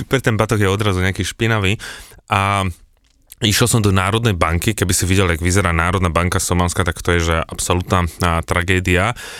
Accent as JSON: {"language": "Slovak", "country": "Slovakia", "said": "som povedal, že zo Slovenska"}